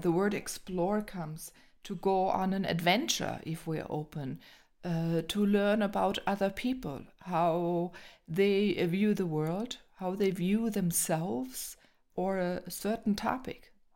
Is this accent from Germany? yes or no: yes; Germany; I was born here in Germany